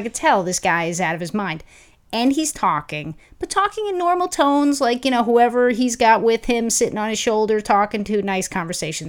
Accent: New York, United States; now in Los Angeles, United States; I'm From New York

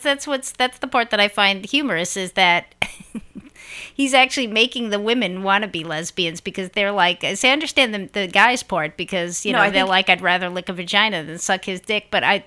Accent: New York City, New York, United States; I grew up in Brooklyn

